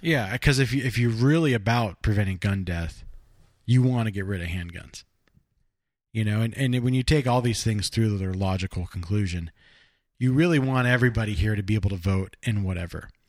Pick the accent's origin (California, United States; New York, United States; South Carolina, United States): California, United States; Burbank; where I grew up down in Burbank